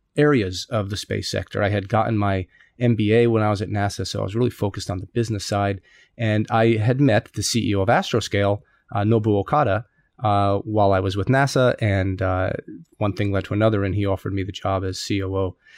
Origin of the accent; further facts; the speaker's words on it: United States; moved away as an adult; now in Tokyo, Japan; an American living in Tokyo